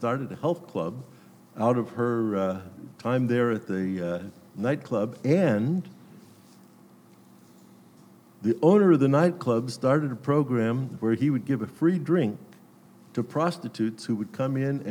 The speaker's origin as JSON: {"language": "English", "town": "Glendale", "region": "California", "country": "United States", "tie": "born or raised there", "said": "I grew up in the Glendale City Church"}